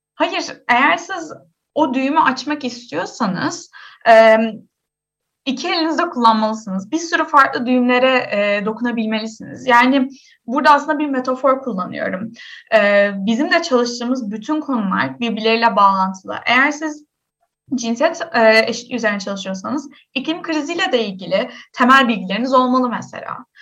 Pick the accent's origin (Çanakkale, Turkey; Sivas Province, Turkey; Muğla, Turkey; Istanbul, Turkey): Istanbul, Turkey; Ben doğma büyüme İstanbulluyum